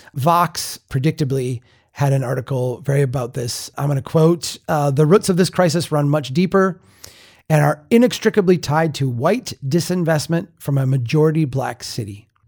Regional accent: Minnesota, United States; I am from the North. I'm from a small town in Minnesota.

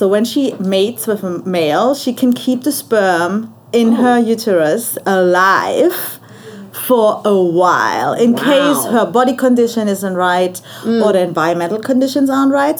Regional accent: Germany; moved away as an adult; also born or lived in Australia; now in Cayman Islands; I'm from Germany and I grew up in Germany.

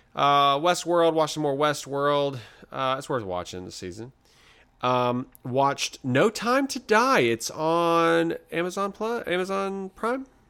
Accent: the South, United States; I'm from the South

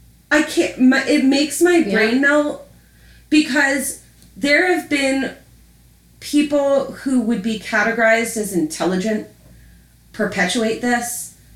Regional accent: Baltimore, Maryland, United States; Baltimore, Maryland.

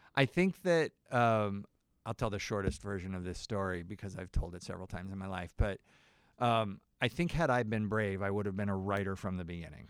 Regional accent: Nebraska, United States; moved away; I'm from Nebraska.

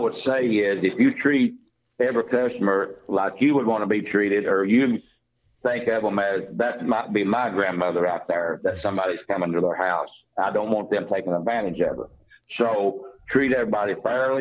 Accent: Greene County, Tennessee, United States; I was born in Greene County and went to school there, and went to the Bus Elementary School and Otway Elementary, and graduated from North Greene High School.

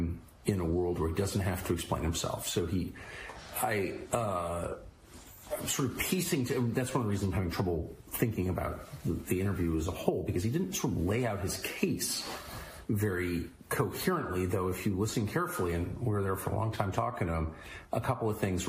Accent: San Diego, California, United States; I'm from La Jolla, California.

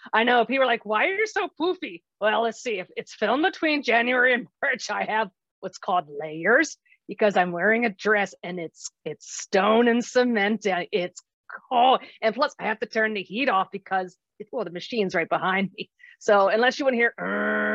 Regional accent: Maryland, United States; moved away; I was born and raised in Maryland.

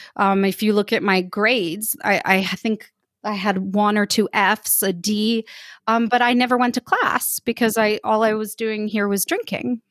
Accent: United States; moved away as an adult; now in Saint-Étienne, France; I'm an American, I'm living in France in a town called Saint-Étienne

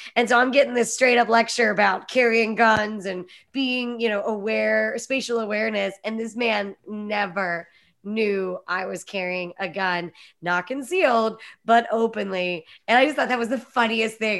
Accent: Pennsylvania, United States; I grew up in Pennsylvania where it was super socially acceptable to open carry

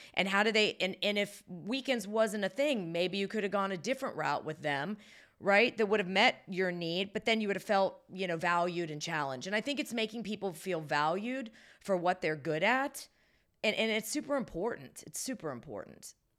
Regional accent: Salem, Ohio, United States; now in Baltimore, United States; I was born and raised about forty-five minutes from there, Salem, Ohio, which was close to Youngstown

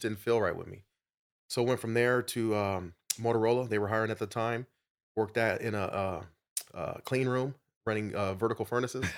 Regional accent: Phoenix, Arizona, United States; I'm a native of Arizona, grew up in South Phoenix

